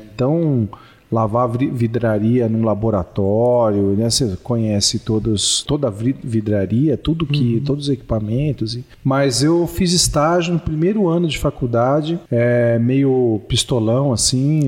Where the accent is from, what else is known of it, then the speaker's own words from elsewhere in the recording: São Paulo, Brazil; moved away as an adult; also born or lived in Florida; sou biólogo, de São Paulo, paulistano da gema